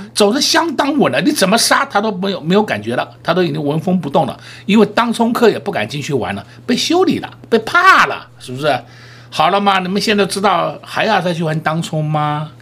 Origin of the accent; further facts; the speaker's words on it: Taiwan; 我们台湾人民